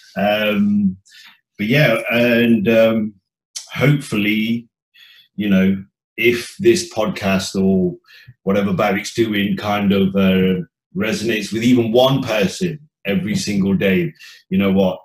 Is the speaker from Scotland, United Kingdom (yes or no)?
no; Leicester, East Midlands, United Kingdom; I was born and bred in the Midlands, Leicester